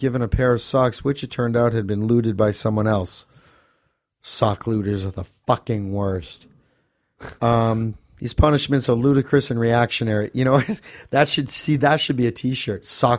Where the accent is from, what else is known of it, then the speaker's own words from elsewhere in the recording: Manchester, North West England, United Kingdom; The events in my hometown of Manchester in particular made me upset and furious.